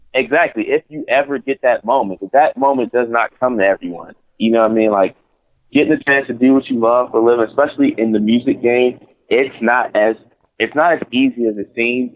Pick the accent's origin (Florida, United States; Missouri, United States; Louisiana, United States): Louisiana, United States; New Orleans; I grew up in church in New Orleans